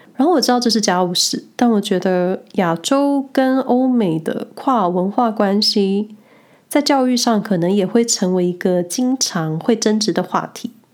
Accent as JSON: {"language": "Chinese", "country": "Taiwan", "moved": "yes", "lives_now": "Switzerland", "said": "我这个来自小岛的人"}